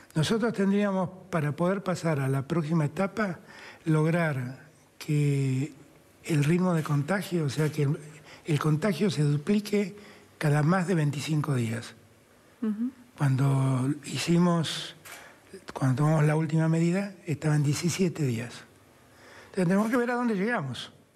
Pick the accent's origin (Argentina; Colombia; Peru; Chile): Argentina; nosotros como argentinos